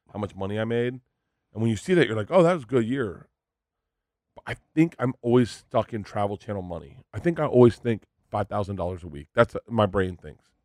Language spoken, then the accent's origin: English; Florida, United States; growing up in Florida